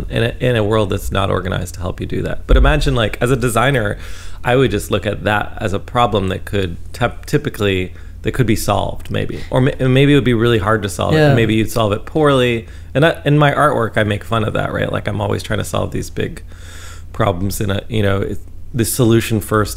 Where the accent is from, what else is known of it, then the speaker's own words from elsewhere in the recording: Canada; I'm a Canadian